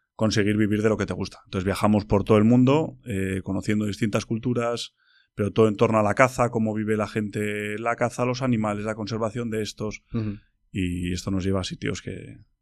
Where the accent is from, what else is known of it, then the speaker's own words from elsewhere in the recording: Bilbao, Basque Country, Spain; soy de Bilbao